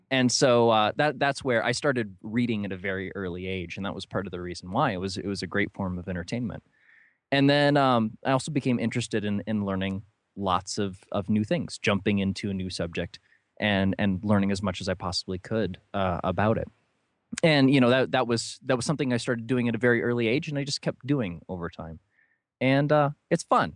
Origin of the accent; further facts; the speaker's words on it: New London, Ohio, United States; I grew up in a very small town, uh, called New London in, in northern Ohio.